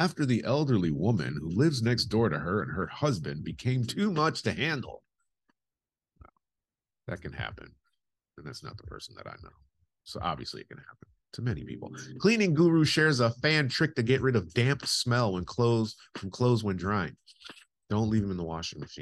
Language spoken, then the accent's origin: English; United States; now in United Kingdom; I'm American and that's just not how we function culturally.